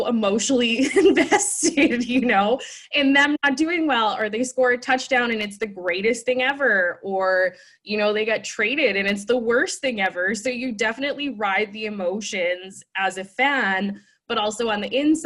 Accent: Winnipeg, Manitoba, Canada; being from, born and raised in Winnipeg

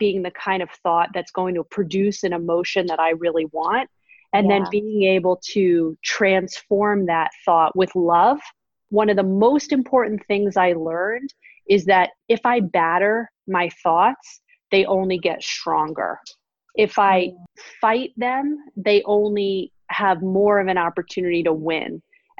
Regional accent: New York City, New York, United States; moved away as an adult; now in Northern California, United States; I grew up in Manhattan and am definitely a New Yorker at heart for life, even though I live in Northern California now

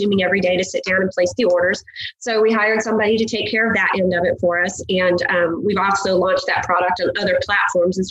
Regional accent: Northern Indiana, United States; moved away as an adult; We grew up in Northern Indiana

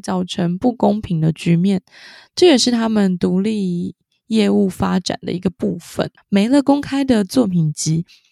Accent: southern Taiwan, Taiwan; accent: southern (Taiwanese); 我是南部， 南部的口音担当， 南部的口音担当

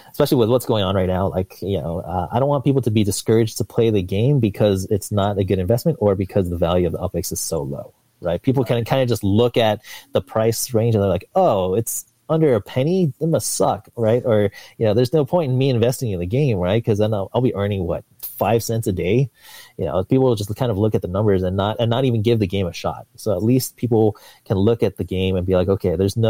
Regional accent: San Diego, California, United States; now in Seattle, United States; I grew up in San Diego

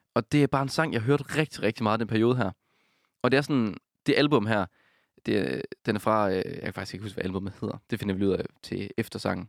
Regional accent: Denmark; jeg er fra Jylland

